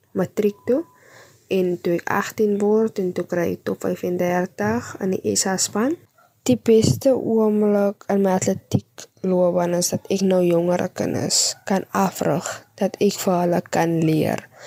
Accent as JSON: {"language": "Afrikaans", "town": "Atlantis", "region": "Western Cape", "country": "South Africa", "said": "ek kom van Atlantis af."}